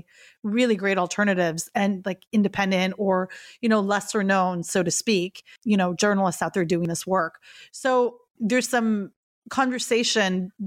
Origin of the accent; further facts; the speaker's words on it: Canada; I grew up watching hockey, not only because I'm Canadian